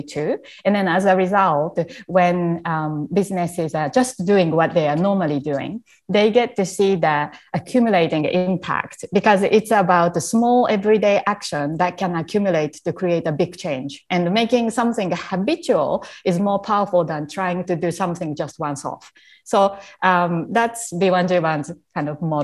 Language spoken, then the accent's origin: English; Japan; English is a second language; moved away as an adult; also born or lived in Canada; when I was a young child growing up in Japan